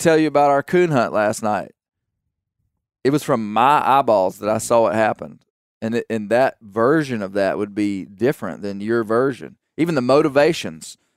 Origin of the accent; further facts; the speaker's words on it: United States; I'm an American citizen.